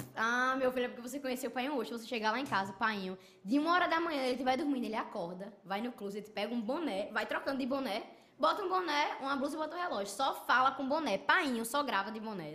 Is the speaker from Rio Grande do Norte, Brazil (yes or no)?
yes; Parnamirim, Rio Grande do Norte, Brazil; nasci em Parnamirim, nordestino e tal